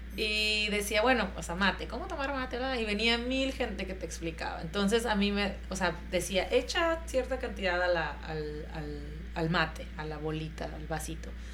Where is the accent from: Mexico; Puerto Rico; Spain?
Mexico; yo como mexicana